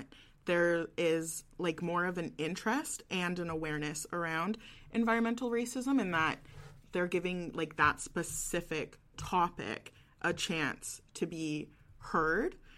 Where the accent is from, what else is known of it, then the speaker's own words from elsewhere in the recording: West Coast, Canada; moved away as an adult; now in Halifax, Canada; I'm originally from the West Coast